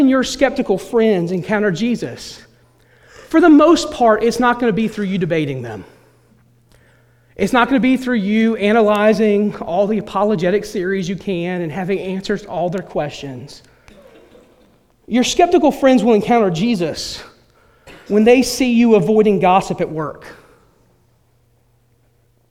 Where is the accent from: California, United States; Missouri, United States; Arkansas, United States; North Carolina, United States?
North Carolina, United States; Elizabeth City; the town I grew up in, there's no expectation that the president of the United States is going to come from Elizabeth City, North Carolina